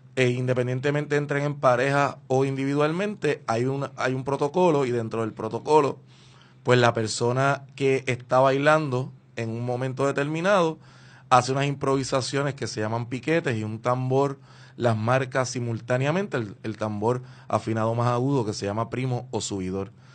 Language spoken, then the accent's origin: Spanish; Puerto Rico; lo que somos como puertorriqueños